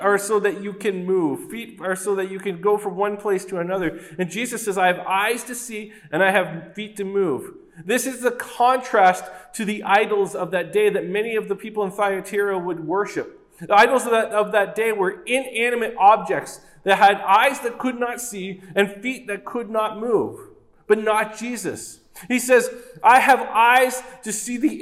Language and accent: English; Oshawa, Ontario, Canada; I grew up in Oshawa